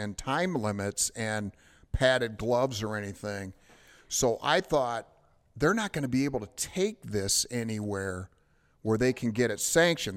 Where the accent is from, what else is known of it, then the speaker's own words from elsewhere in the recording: Detroit, Michigan, United States; I'm from Detroit